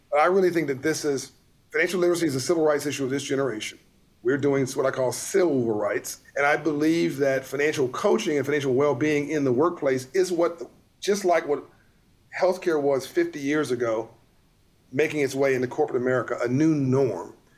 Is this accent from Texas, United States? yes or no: no; Compton, California, United States; I grew up in South Central LA in Compton, California